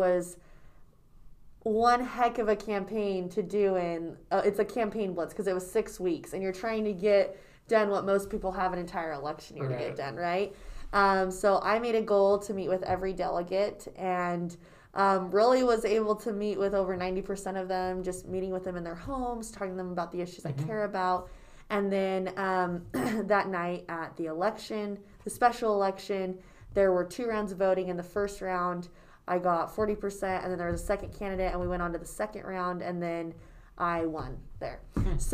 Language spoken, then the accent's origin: English; Herriman, Utah, United States; So I was born in Utah, and I grew up in the Harriman area.